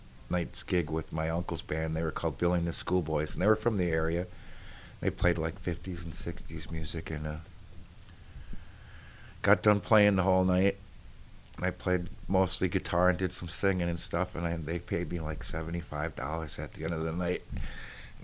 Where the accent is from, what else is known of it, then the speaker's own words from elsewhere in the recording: Sugar Camp, Wisconsin, United States; also born or lived in Three Lakes, Wisconsin / Stevens Point, Wisconsin; now in Rhinelander, United States; I grew up in Sugar Camp. Went to school in Three Lakes